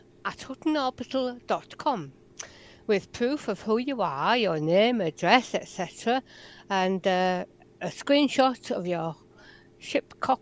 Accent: England, United Kingdom; I'm not foreign, I'm English.

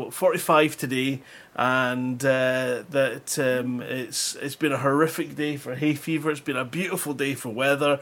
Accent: Scotland, United Kingdom; I'm Scottish

